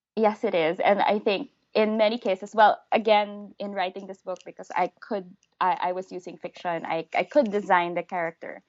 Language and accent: English; Philippines; first language English; I'm a Filipino living in the Philippines